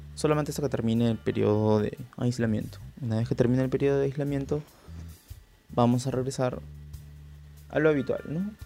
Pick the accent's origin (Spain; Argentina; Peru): Peru; Lima; soy de Lima, Perú